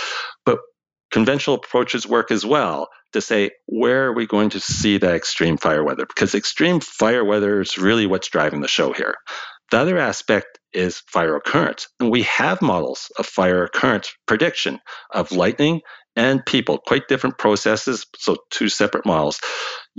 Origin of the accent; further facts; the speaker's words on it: Canada; for us in Canada